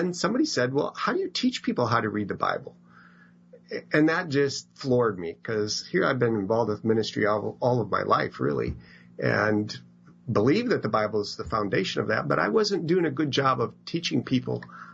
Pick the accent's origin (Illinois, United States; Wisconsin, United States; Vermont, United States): Wisconsin, United States; Madison; I grew up in Madison, Wisconsin.